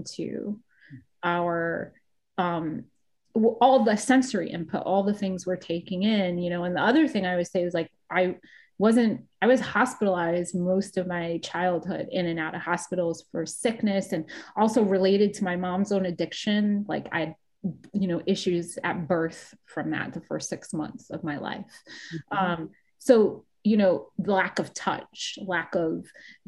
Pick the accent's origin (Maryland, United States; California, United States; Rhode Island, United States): Rhode Island, United States; also born or lived in New York; now in Los Angeles, United States; growing up where I grew up in Rhode Island